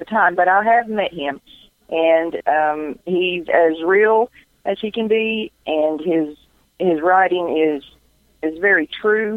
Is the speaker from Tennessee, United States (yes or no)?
yes; Johnson County, Tennessee, United States; I'm actually from Johnson County